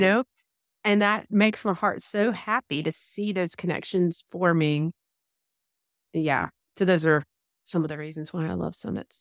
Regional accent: Georgia, United States; accent: Southern; I definitely have my Southern accent, so you can't, can't ignore that, that I'm from, I am from the Georgia area

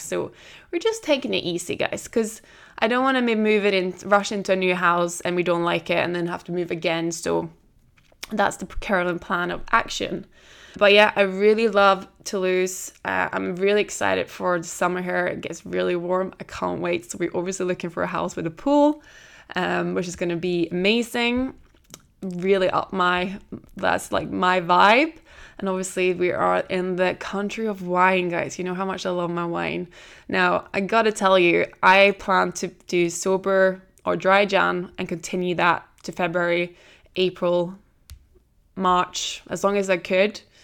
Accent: Norway; also born or lived in Tenerife, Spain / Edinburgh, United Kingdom; now in France; I'm originally from Norway. I lived in Tenerife for four years, and I'd lived in Edinburgh now

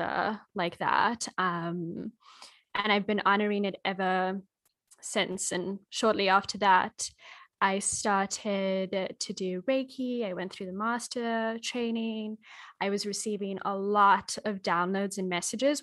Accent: Australia; also born or lived in Kenya; I'm Australian and Kenyan, and my great-grandmother on my Kenyan side was a medicine woman.

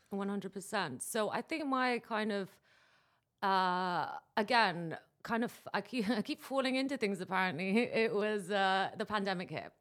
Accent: Dubai, United Arab Emirates; I'm coming to you from Dubai, which is actually my hometown

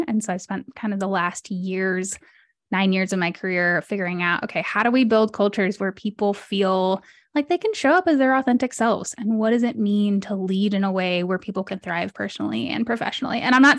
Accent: Mexico City, Mexico; also born or lived in London; I'm a third culture kid. I was born in London, grew up in Mexico City.

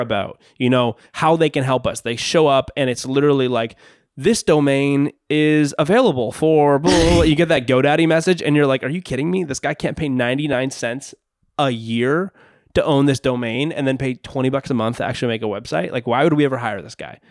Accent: Canada; I'm from Canada.

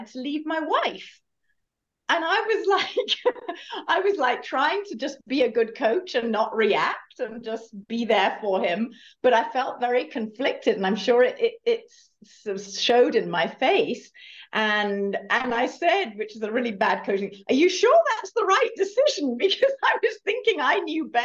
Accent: United Kingdom; moved away; also born or lived in Germany / California; as you can perhaps tell from my accent, I'm originally from the UK

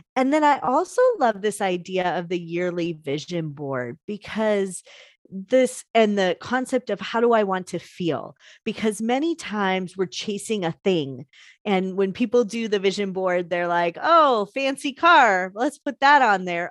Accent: Chicago, Illinois, United States; I'm from Chicago

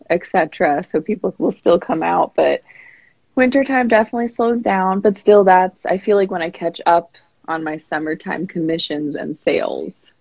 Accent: San Diego, California, United States; now in Spearfish, United States; I grew up in San Diego and I've lived here in Spearfish, South Dakota for a few years now

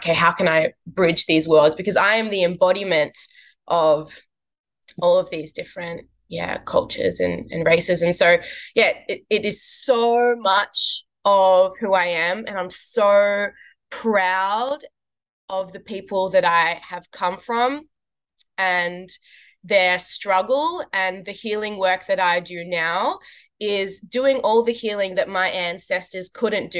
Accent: Australia; growing up as a South African in Australia

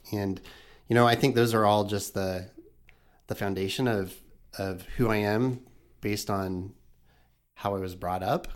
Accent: Knoxville, Iowa, United States; I grew up in Knoxville, lived in, in Knoxville, never left Knoxville

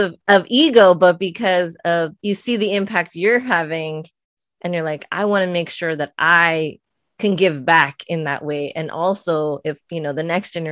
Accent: Pico Rivera, California, United States; I grew up in Pico Rivera, and I'm like, look, at the end of the day, I'm still a Pico girl at heart

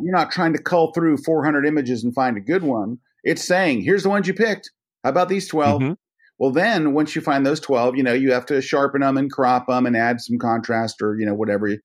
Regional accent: Tampa, Florida, United States; I grew up in the Tampa Bay area, which is which is not an awesome sports town by any means

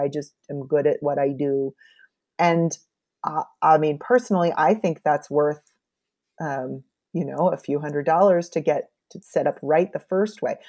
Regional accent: United States; as an American

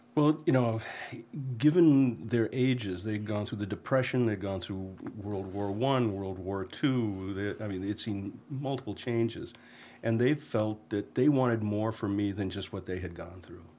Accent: Hermon, Maine, United States; I grew up in Herman, Maine.

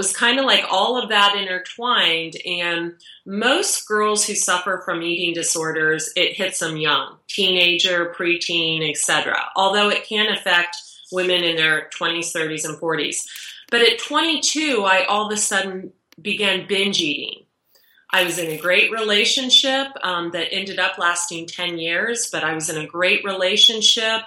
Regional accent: Dayton, Ohio, United States; now in San Diego, United States; I'm from Ohio, I'm a Christian

